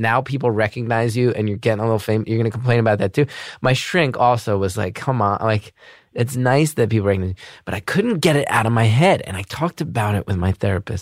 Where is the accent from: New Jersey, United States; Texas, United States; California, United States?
New Jersey, United States; now in New York City, United States; I'm from Jersey